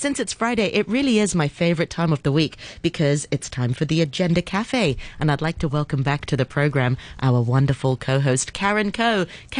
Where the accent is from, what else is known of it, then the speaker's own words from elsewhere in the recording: Hong Kong; we grew up in Hong Kong.